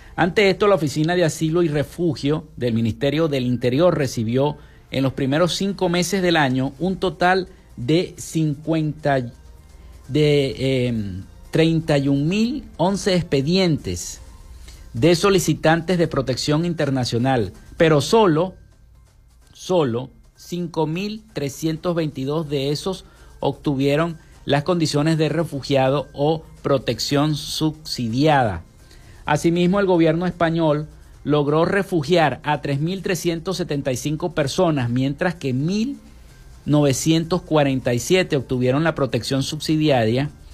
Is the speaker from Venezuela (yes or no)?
yes; Venezuela